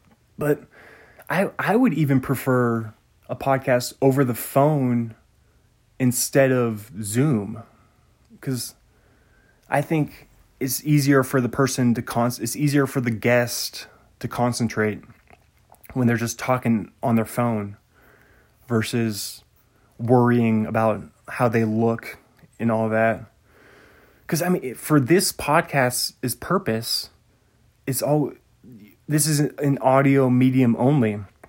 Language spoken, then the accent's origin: English; New England, United States; accent: New England; That's my New England accent. You got lots of ponds up here in New England.